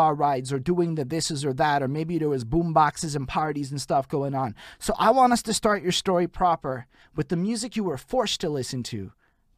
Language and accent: English; Montreal, Quebec, Canada; I'm from Montreal, Quebec, Canada